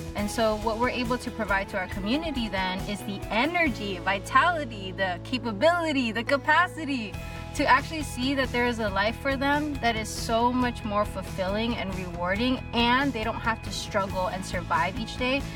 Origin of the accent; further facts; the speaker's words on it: Long Beach, California, United States; I'm from Long Beach, California